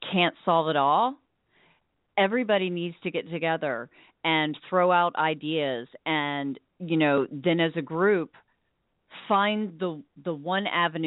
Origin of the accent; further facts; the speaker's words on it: Williamsburg, Virginia, United States; I grew up in Virginia, right next to Colonel Williamsburg